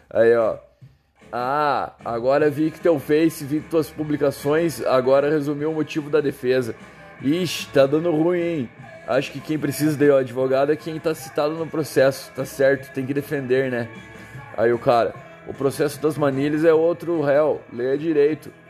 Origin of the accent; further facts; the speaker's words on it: United States; Portuguese is a second language; now in Brazil; sou dos Estados Unidos.